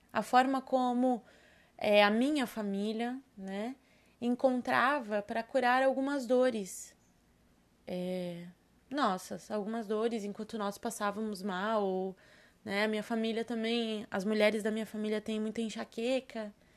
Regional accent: Serra Gaúcha, Rio Grande do Sul, Brazil; now in Florianópolis, Brazil; eu sou nascida no Rio Grande do Sul, na Serra Gaúcha, e moro hoje, resido em Florianópolis.

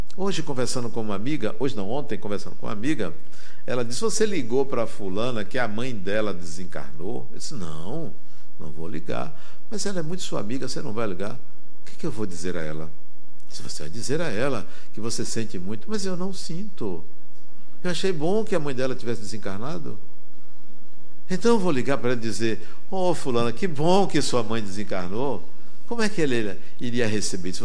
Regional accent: Brazil; eu sou brasileiro

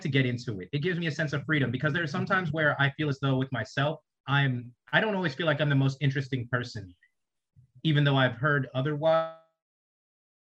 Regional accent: rural South Carolina, United States; coming from rural South Carolina

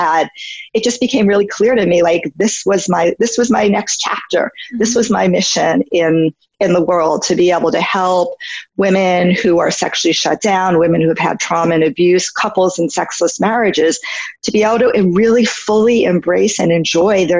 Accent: New York, United States; moved away as an adult; now in California, United States; I had been living in New York. I'm from New York

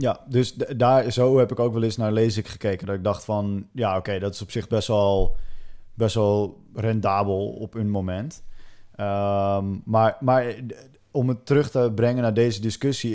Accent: Netherlands; wij als Nederlanders

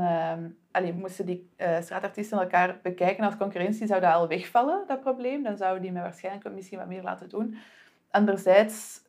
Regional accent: Antwerp, Flanders, Belgium; aangezien ik zelf van Antwerpen ben

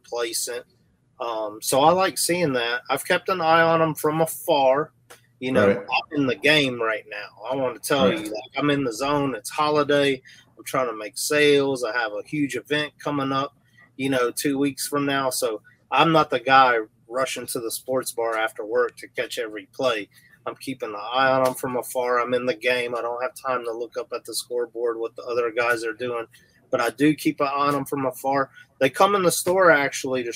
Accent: Houston, Texas, United States; I'm originally from North Houston

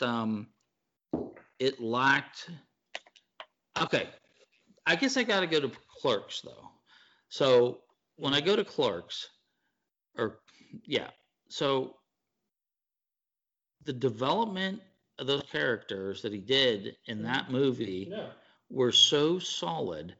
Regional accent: Pittsburgh, Pennsylvania, United States; I'm from Pittsburgh

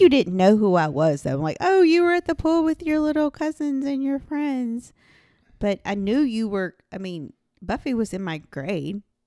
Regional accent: Rotan, Texas, United States; now in Alabama, United States; we grew up in Rotan

